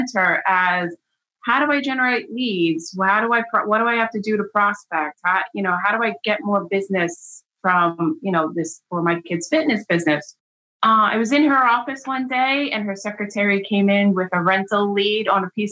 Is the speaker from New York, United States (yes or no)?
yes; Long Island, New York, United States; I grew up on Long Island as well. I currently still work in the market that I grew up in.